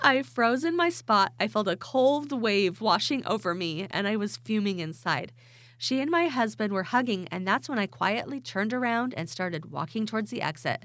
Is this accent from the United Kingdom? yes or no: no; Idaho, United States; I am from Idaho